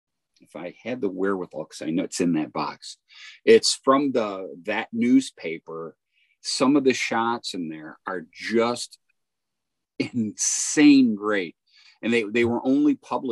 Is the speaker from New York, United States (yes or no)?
no; Detroit, Michigan, United States; I'm from Detroit.